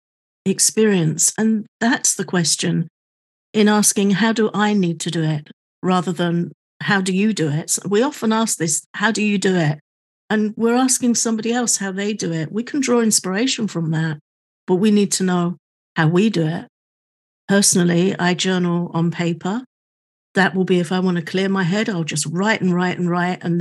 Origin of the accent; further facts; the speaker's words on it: United Kingdom; I'm also British